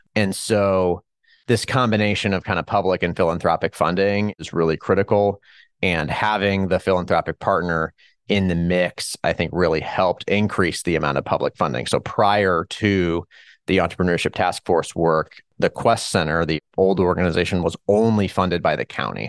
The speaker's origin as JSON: {"language": "English", "town": "Hutchinson", "region": "Kansas", "country": "United States", "tie": "born or raised there", "also_born_or_lived": "Chicago", "moved": "as an adult", "said": "I was born here in Hutchinson, Kansas, where I currently reside"}